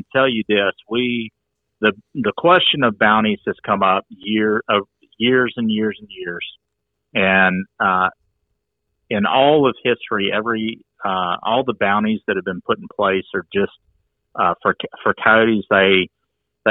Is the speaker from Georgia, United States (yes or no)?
yes; Coweta County, Georgia, United States; I'm from Coweta County